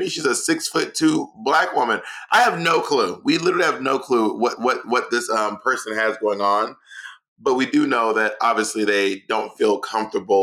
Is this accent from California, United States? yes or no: no; Atlanta, Georgia, United States; also born or lived in New York City; now in Los Angeles, United States; I'm from Atlanta. I lived in New York City for 12 years.